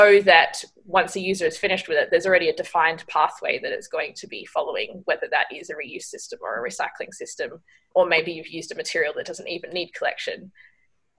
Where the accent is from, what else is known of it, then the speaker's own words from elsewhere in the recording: Margaret River, Western Australia, Australia; I grew up in Margaret River in Western Australia, so a small coastal town